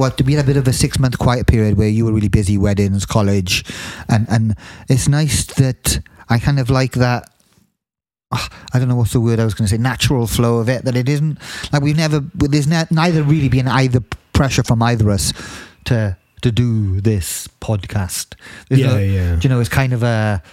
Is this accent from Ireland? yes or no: no; South Wales, United Kingdom; moved away; I'm from South Wales